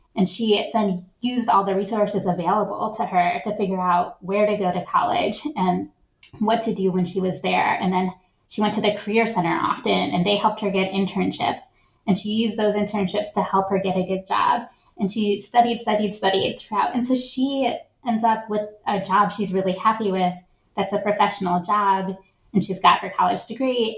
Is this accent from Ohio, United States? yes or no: yes; Shaker Heights, Ohio, United States; born or raised there